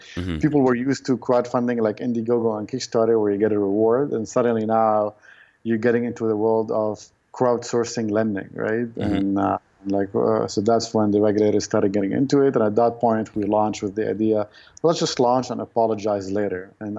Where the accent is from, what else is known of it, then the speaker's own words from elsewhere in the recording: Lebanon; I guess when I grew up in the city, right?